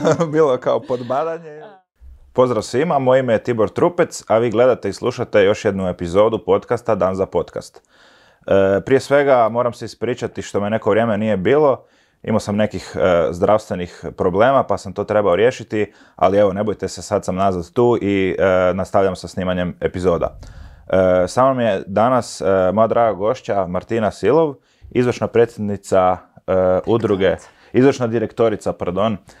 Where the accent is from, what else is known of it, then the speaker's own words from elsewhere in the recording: Zagreb, City of Zagreb, Croatia; mi iz Zagreba